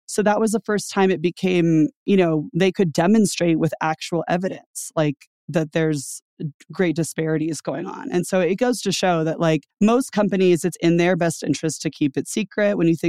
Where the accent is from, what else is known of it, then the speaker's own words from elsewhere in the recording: Louisiana, United States; A lot of it has to do with like, where did you come from? And I came from Louisiana, mm-hmm. where I wasn't paid very much.